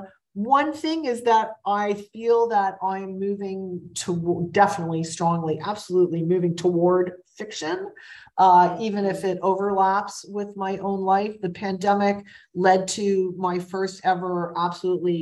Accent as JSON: {"language": "English", "town": "Toronto", "region": "Ontario", "country": "Canada", "tie": "born or raised there", "moved": "as an adult", "lives_now": "Montreal, Canada", "said": "Which is my hometown, which is where I was born"}